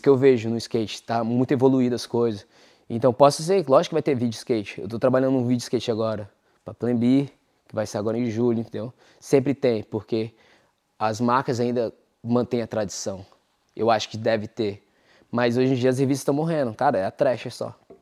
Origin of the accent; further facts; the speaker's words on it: Brasília, Federal District, Brazil; moved away as an adult; now in United States; eu sou de Brasília